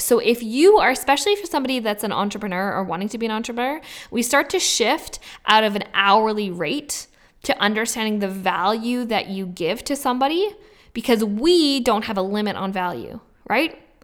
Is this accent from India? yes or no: no; Vancouver, British Columbia, Canada; moved away; also born or lived in Australia; I come from Vancouver